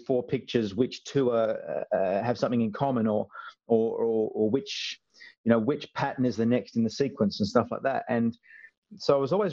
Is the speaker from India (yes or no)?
no; Sydney, New South Wales, Australia; I was born in Sydney. I was born in Royal North Shore Hospital. And I think when we were first born, we lived in Chatswood or Crow's Nest, and we pretty much moved to Cronulla within the first year of my life down south